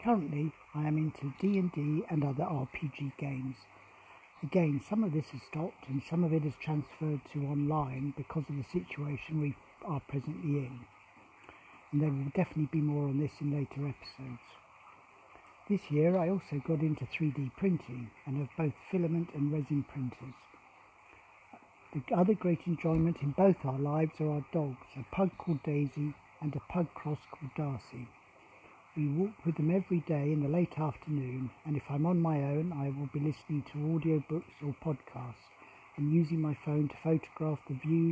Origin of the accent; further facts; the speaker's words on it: England, United Kingdom; moved away as an adult; now in Padbury, Australia; I am sure you can tell from my voice and accent that I'm not originally from Australia. We have only lived here for 12 years, coming from England originally.